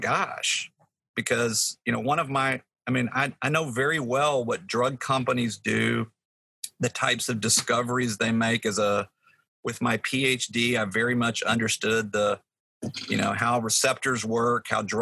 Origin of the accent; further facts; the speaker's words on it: Texas, United States; moved away; I'm from Texas